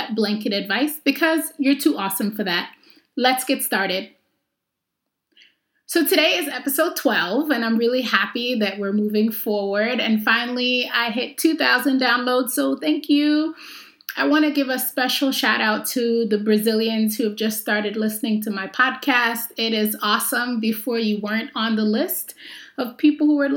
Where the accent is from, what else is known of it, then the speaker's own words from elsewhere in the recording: New York, United States; I grew up in New York